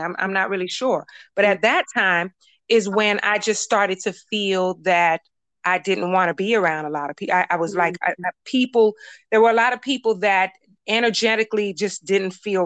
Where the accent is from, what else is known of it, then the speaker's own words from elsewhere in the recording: Miami, Florida, United States; I'm from Miami